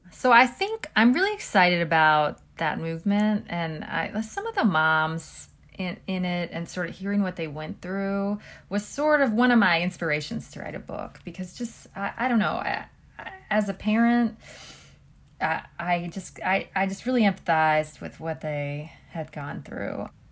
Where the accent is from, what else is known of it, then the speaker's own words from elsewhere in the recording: Columbus, Ohio, United States; moved away as an adult; now in Cleveland, United States; in Columbus is where I'm from